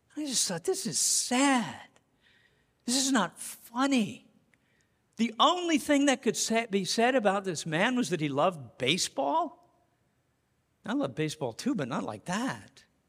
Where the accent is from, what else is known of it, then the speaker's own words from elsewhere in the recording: Colorado, United States; now in Massachusetts, United States; I'm from Colorado